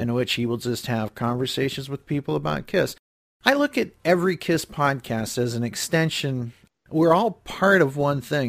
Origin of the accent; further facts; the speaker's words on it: Cleveland, Ohio, United States; I grew up in the Cleveland area